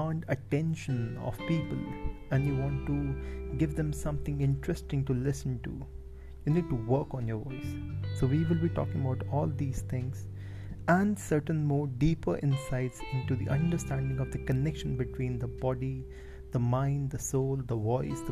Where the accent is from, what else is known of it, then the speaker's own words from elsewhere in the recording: India; I'm an Indian